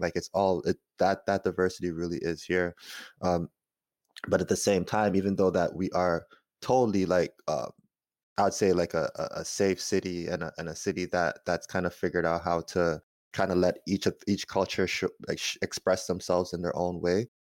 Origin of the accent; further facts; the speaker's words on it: Toronto, Ontario, Canada; I am from Toronto, which is the real north